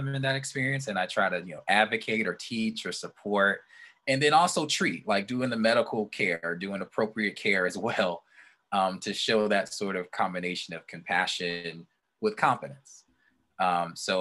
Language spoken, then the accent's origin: English; southwest suburbs of Chicago, Illinois, United States; I went to a faith bank in the southwest suburbs of Chicago near my hometown.